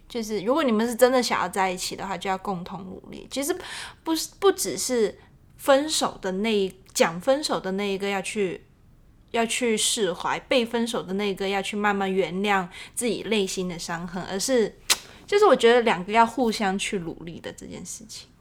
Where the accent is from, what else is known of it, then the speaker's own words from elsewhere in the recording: Hong Kong; 我们是两个从，就是来自香港的女生